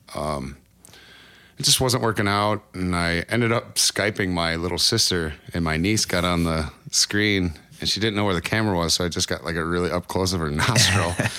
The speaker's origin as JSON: {"language": "English", "town": "Cresco", "region": "Iowa", "country": "United States", "tie": "born or raised there", "moved": "as an adult", "lives_now": "Oklahoma, United States", "said": "I'm originally born in, uh, Cresco, Iowa, which is just about as far northeast Iowa as you can get"}